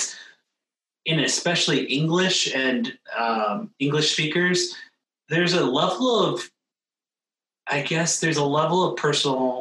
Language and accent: English; outside of Philadelphia, Pennsylvania, United States; moved away; I actually grew up a little bit outside of Philadelphia